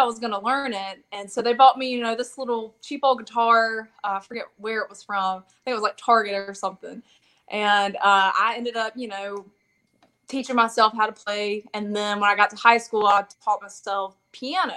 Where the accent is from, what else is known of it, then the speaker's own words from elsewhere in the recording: Montgomery, Alabama, United States; I'm from the Montgomery area